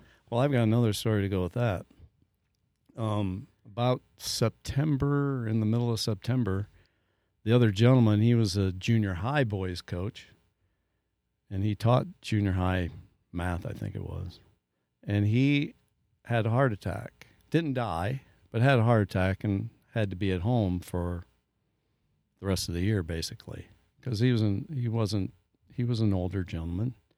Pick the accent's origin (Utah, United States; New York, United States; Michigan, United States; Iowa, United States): Iowa, United States; New Hartford; moved away; I grew up in New Hartford, went to school all thirteen years in the same building